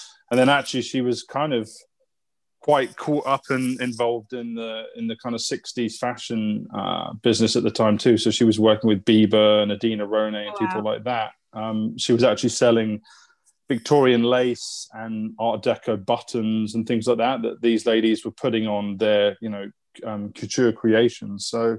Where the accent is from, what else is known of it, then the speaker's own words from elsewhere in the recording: London, United Kingdom; I'm like born and bred in London.